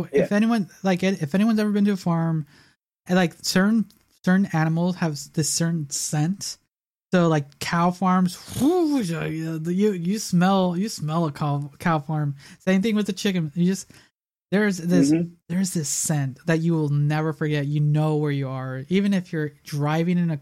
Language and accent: English; Chicago, Illinois, United States; we lived in the south side of Chicago